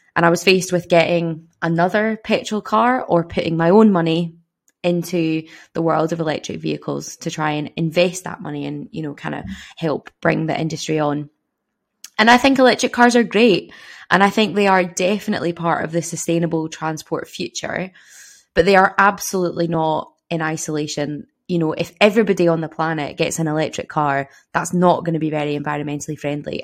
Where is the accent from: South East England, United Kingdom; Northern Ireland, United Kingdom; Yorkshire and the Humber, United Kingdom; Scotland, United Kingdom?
Scotland, United Kingdom; Glasgow; moved away as an adult; now in Dundee, United Kingdom; I'm from Glasgow